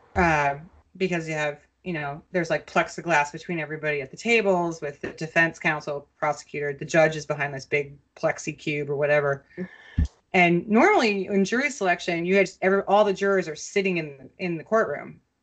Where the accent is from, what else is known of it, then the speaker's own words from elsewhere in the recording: Minnesota, United States; a Minnesotan growing up there